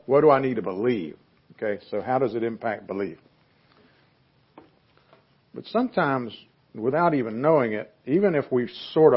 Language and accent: English; the South, United States; I'm a Southerner